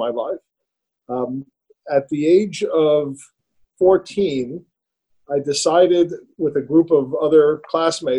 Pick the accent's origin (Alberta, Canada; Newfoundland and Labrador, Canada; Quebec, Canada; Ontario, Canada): Quebec, Canada; Montreal; I grew up in Montreal, in Canada